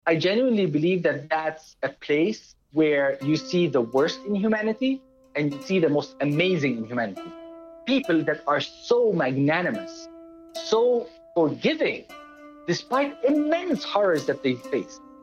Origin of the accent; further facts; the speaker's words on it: Dubai, United Arab Emirates; moved away; I was born in Dubai in 1974 to a Palestinian father and an Italian mother